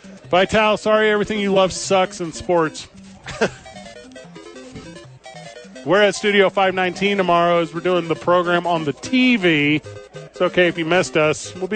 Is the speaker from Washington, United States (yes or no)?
no; St. Louis, Missouri, United States; I'm from St. Louis